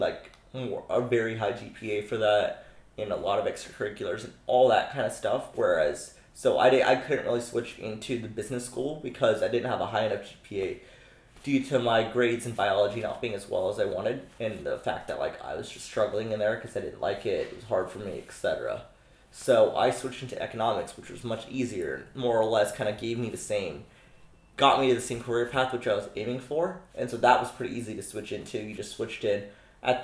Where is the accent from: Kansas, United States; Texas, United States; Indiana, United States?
Texas, United States; Houston; also born or lived in India; I'm from Texas originally, and I've lived there in Texas since I was 6 years old. My parents are originally from India. I lived in India till I was six, moved to Texas, specifically Houston, when I was 6 years old